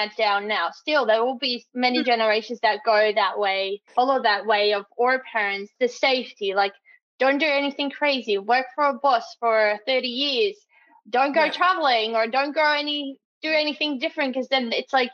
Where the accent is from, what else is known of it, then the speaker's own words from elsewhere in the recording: Netherlands; moved away as an adult; now in Australia; I'm from the Netherlands